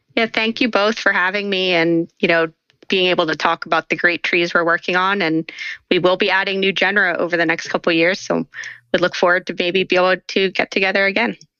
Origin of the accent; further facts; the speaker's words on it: around the Pine Barrens, New Jersey, United States; I grew up in South Jersey uh, around the Pine Barrens